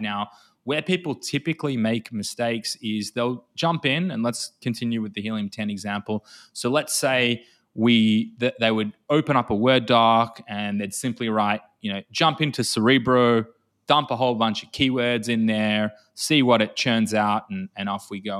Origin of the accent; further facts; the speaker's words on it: Australia; accent: Australian; moved away as an adult; now in Tel Aviv, Israel; despite my accent being Australian, I'm sat in Israel, in Tel Aviv.